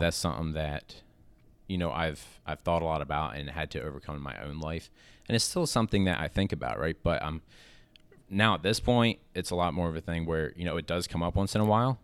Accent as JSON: {"language": "English", "town": "Lancaster", "region": "Pennsylvania", "country": "United States", "said": "I'm from Lancaster, Pennsylvania"}